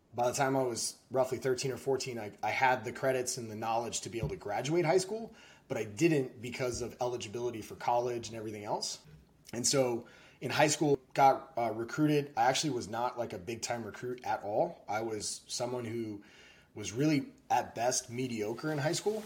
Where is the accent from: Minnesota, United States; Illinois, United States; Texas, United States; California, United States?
Texas, United States; I was in Texas. I was born in Texas